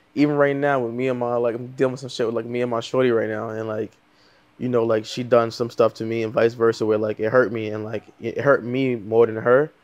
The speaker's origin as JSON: {"language": "English", "town": "New York City", "region": "New York", "country": "United States", "moved": "as an adult", "lives_now": "Los Angeles, United States", "said": "all over, but mostly Far Rockaway"}